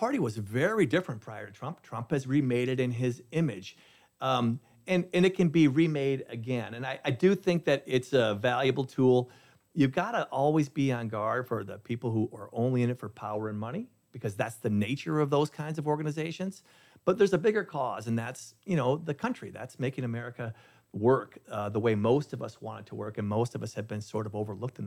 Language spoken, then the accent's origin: English; Minnesota, United States; my home state of Minnesota